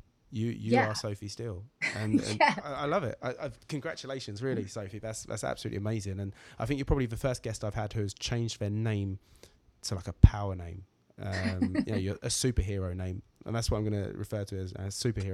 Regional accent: Braintree, East of England, United Kingdom; moved away; back in Braintree in my hometown

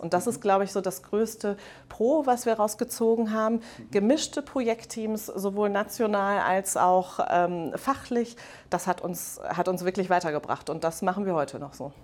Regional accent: Rhineland, Germany; moved away as an adult; also born or lived in Netherlands; ich komme ursprünglich aus dem Rheinland

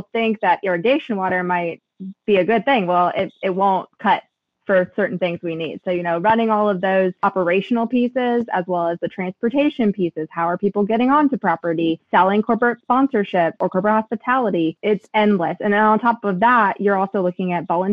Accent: Lexington, Kentucky, United States; I am from Lexington, Kentucky

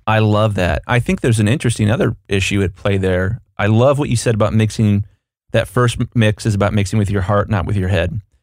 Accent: United States; I'm an American here

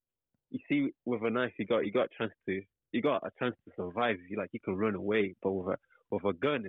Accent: United Kingdom; I'm from the UK. United Kingdom.

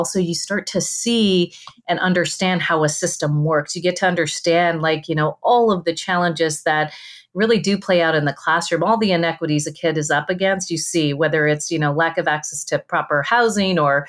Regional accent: Rio Grande Valley, Texas, United States; moved away; I'm from the Rio Grande Valley

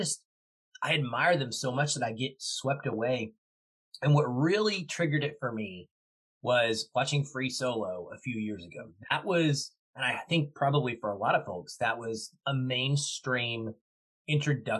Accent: Arkansas, United States; now in Seattle, United States; I grew up in Arkansas, which was lots of state parks, but no real mountains to speak

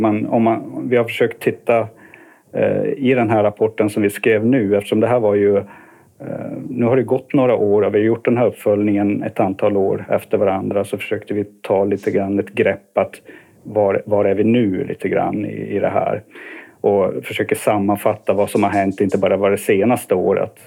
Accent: Kiruna, Norrbotten County, Sweden; also born or lived in Uppsala; now in Stockholm, Sweden; jag kommer från Kiruna ursprungligen. Eh, så eh, ja, flyttade ner i början på 90-talet

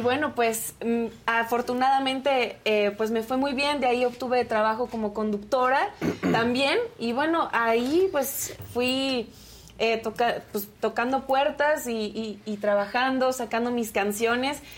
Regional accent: Querétaro, Mexico; Yo soy de Querétaro

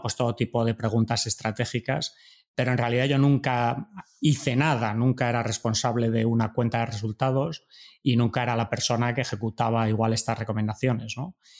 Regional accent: Madrid, Community of Madrid, Spain; moved away as an adult; also born or lived in Germany / Montreal, Canada / United States; yo soy de Madrid

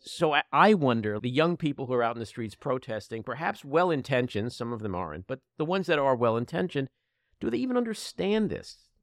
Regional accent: United States; As an American Jew

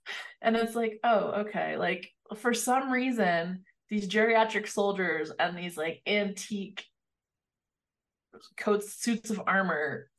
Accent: Northern Arizona, United States; I grew up in Northern Arizona, so right miles from the Navajo reservation.

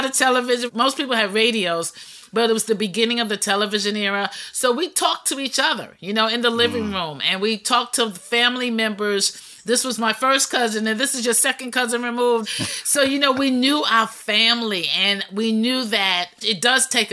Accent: New York City, New York, United States; I'm a native New Yorker with Southern roots

